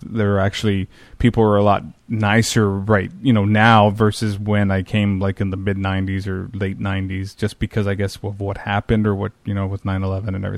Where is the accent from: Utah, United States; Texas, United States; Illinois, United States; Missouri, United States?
Texas, United States; I'm from Texas